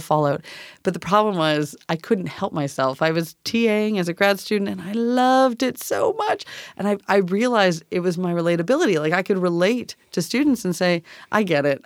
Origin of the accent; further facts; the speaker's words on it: Canada; moved away as an adult; now in Tacoma, United States; I'm from Canada